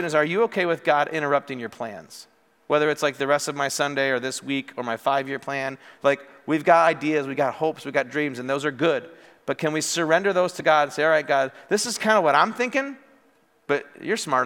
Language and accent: English; Morris, United States; moved away as an adult; also born or lived in Wisconsin; I grew up in Morris